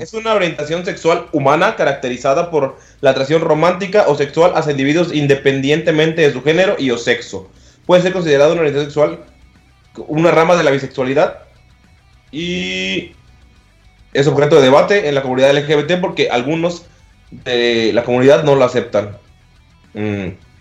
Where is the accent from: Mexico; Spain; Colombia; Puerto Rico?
Mexico; Yucatán; Nacimos en la, peli en la República de Yucatán.